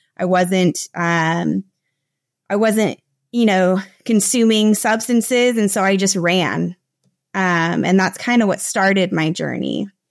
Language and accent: English; United States; moved away as an adult; now in Costa Rica; I'm originally from the United States. I moved to Latin America about seven or eight years ago.